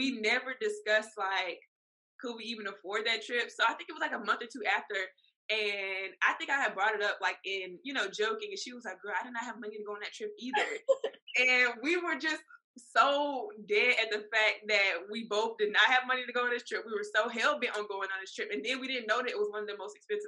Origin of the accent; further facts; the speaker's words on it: Columbia, South Carolina, United States; now in Charleston, United States; I was born and raised in Columbia, South Carolina, but I moved to Charleston in technically 2018, 2019